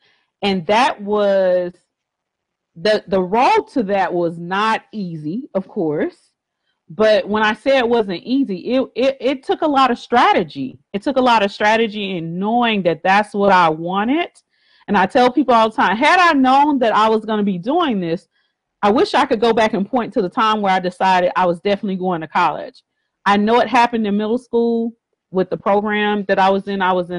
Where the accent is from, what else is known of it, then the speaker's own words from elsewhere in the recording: Miami, Florida, United States; also born or lived in Texas; But you know, I tell people I was born and raised in Texas, but I grew up in Miami. So Miami, Florida.